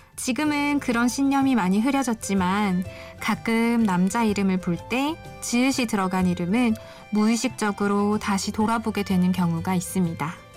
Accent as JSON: {"language": "Korean", "region": "Busan", "country": "South Korea", "said": "저는 부산에서 온"}